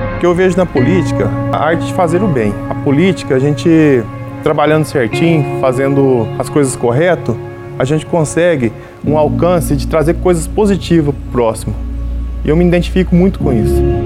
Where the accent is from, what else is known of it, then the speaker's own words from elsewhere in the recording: Cristais Paulista, São Paulo, Brazil; also born or lived in Ouro Verde, Minas Gerais / Franca, São Paulo; Eu estou em Cristais Paulista há 31 anos. Na verdade, eu nasci em Ouro Verde, Minas Gerais